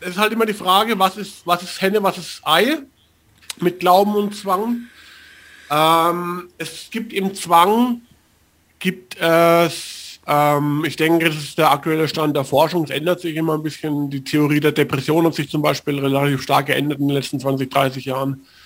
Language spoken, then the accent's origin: German; Bavaria, Germany; ich bin 40 Jahre alt ich bin ab meinem zweiten, dritten Lebensjahr sind wir in ein kleines fränkisches Dorf bei Würzburg gezogen